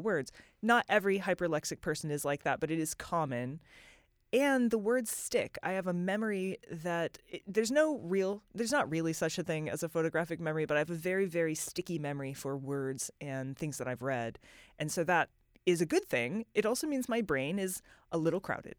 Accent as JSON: {"language": "English", "country": "United States", "said": "as an American"}